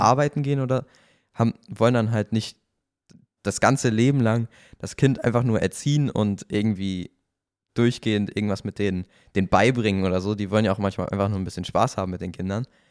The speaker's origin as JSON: {"language": "German", "town": "Kiel", "region": "Schleswig-Holstein", "country": "Germany", "tie": "born or raised there", "moved": "yes", "lives_now": "Cologne, Germany", "said": "ich bin da ja aufgewachsen in Kiel"}